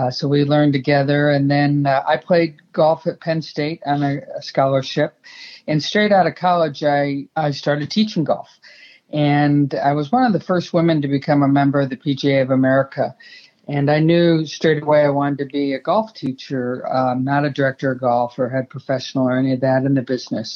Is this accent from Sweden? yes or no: yes; Sweden; accent: Swinglish; English is a second language; moved away as an adult; also born or lived in Arizona; I grew up in Sweden through junior golf